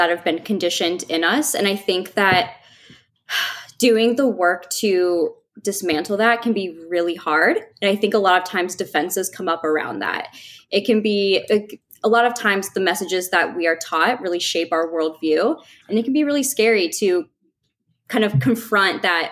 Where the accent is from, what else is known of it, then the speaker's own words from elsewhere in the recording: Midwest, United States; growing up in the Midwest